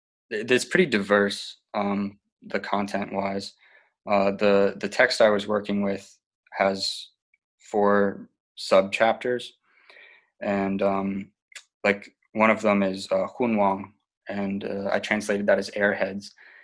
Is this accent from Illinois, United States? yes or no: no; Asheville, North Carolina, United States; also born or lived in San Diego, California; I'm originally from San Diego, California, although I moved around a lot as a kid. I grew up in Asheville, North Carolina.